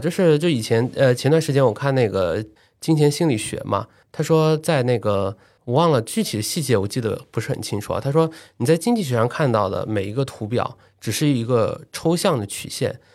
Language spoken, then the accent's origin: Chinese; Shanghai, China; 像我出生在石库门，长在工人新村，可能到了读初中的时候，九八年房改，零零年之后家庭开始搬入第一套商品房